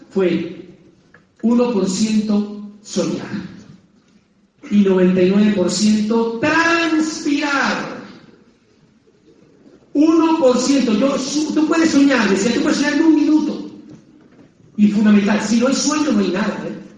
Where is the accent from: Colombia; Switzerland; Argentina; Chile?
Colombia; Antioquia; Desde los ocho años que yo descargaba los árboles de mi abuelo de aguacates, bajaba a mi pueblo en Antioquia, a la carretera destapada